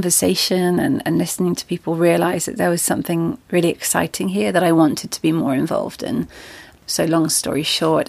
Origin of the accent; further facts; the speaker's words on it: Devon, South West England, United Kingdom; moved away; I grew up in Devon